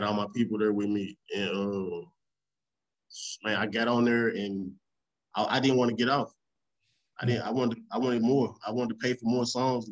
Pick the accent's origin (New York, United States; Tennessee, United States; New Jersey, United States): Tennessee, United States; Memphis; also born or lived in St. Louis, Missouri / Raleigh; I was born here in St. Louis and raised in Memphis